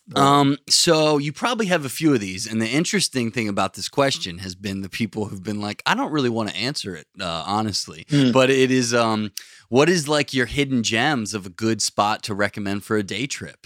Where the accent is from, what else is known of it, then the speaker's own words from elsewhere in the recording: Pennsylvania, United States; also born or lived in Florida; now in Maine, United States; I grew up in Pennsylvania